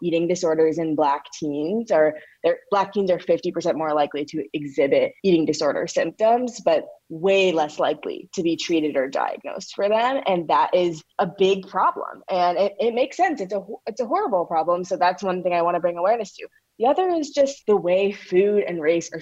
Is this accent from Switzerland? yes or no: no; St. Louis, Missouri, United States; I'm from St. Louis, where the birth of the Black Lives Matter movement was